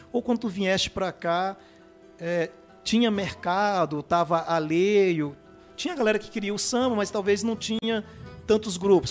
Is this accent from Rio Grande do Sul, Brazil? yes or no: no; São Luís, Maranhão, Brazil; eu nasci na Alemanha